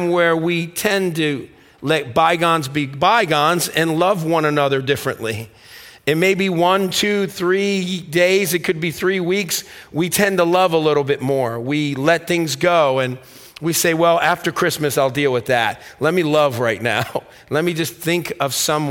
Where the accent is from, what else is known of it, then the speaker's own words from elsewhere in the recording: Stamford, Connecticut, United States; When I grew up in Stamford, Connecticut